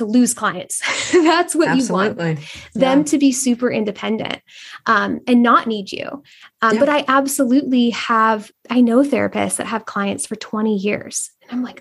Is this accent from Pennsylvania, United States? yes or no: no; Northern California, United States; moved away; I'm originally from Northern California where there's big, beautiful oaks